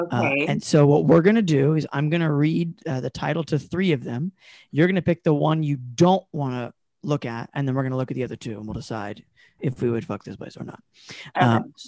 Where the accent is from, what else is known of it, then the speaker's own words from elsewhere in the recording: North Carolina, United States; I'm from North Carolina, so I'm gonna be going back in December, and I'm just bracing myself for the culture shock.